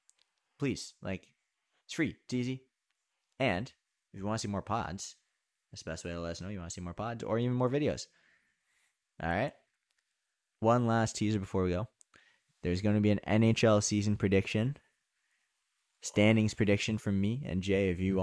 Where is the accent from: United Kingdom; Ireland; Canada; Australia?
Canada; we're from Canada.